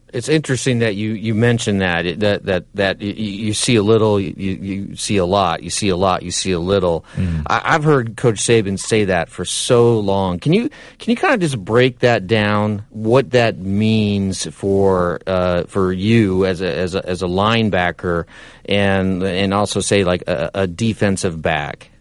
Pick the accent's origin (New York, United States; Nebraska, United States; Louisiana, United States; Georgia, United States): Nebraska, United States; now in Alabama, United States; I'm from Nebraska